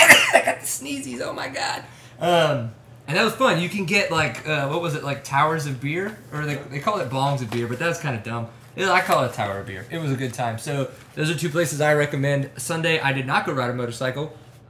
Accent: Louisiana, United States; …, I'm from Louisiana. It's the ….

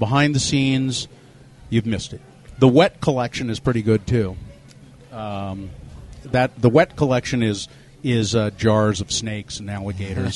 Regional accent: Ogden, Utah, United States; When I was a little kid, I remember I grew up in Ogden.

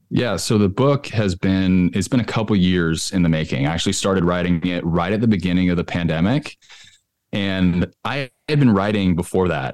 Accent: California, United States; now in Nashville, United States; I live in Nashville. I'm originally from California

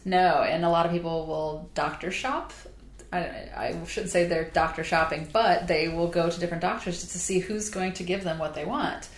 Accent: Southern Illinois, United States; now in Charleston, United States; I grew up in Southern Illinois where everybody was from a farming area

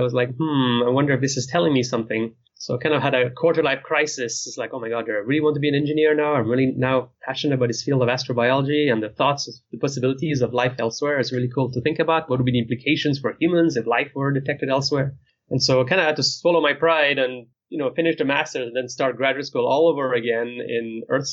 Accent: near Geneva, Switzerland; moved away; my hometown is near the city of Geneva, which is in the other side of the country

